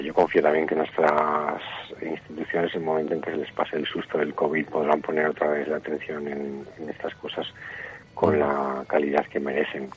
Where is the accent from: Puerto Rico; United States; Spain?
Spain; Aragon; el 100% de la organización somos de aquí, más del 50% de los trabajadores somos de Mozota